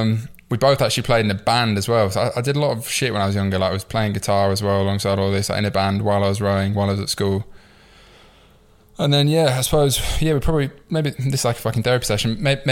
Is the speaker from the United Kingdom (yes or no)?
yes; York, Yorkshire and the Humber, United Kingdom; going back to the start, I suppose I'm from York. I grew up in the north.